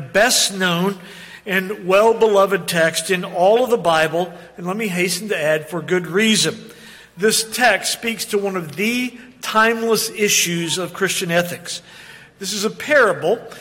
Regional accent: Oklahoma City, Oklahoma, United States; moved away; growing up in Oklahoma City and living there a portion of our life

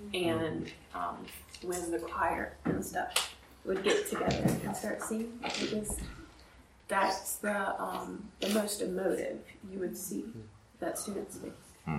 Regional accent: South Carolina, United States; moved away; I hail from South Carolina

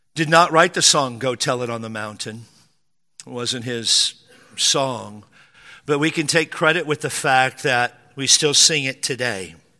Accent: Spanaway, Washington, United States; I grew up in Western Washington, a little town called Spanaway

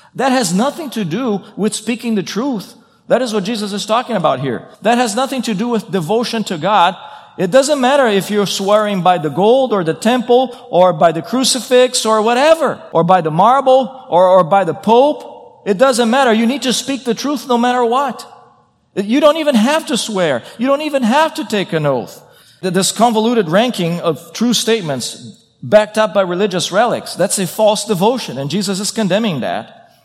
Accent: Brazil; moved away; I come from Brazil.

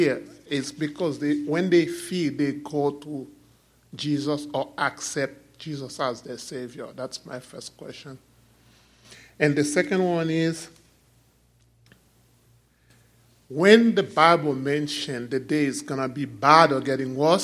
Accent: Port-au-Prince, Ouest, Haiti; I'm from Port-au-Prince, Haiti.

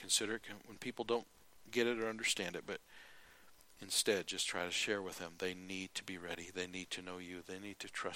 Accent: United States; I'm an American

